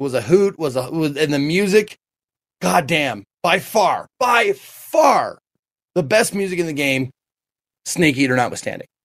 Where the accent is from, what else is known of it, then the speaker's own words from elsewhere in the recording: Colorado, United States; my home state of Colorado